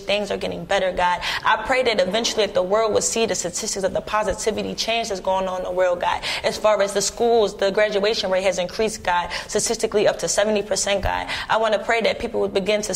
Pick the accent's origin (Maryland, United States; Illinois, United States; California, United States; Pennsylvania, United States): Pennsylvania, United States; Philadelphia; I'm from Philly